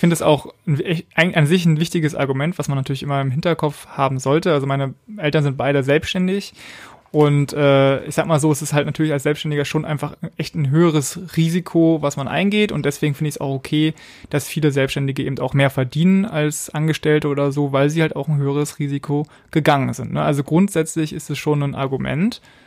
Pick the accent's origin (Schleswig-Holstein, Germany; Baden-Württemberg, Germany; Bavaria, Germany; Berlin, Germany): Berlin, Germany; moved away as an adult; bin jetzt wieder in Berlin, in meiner Geburtsstadt.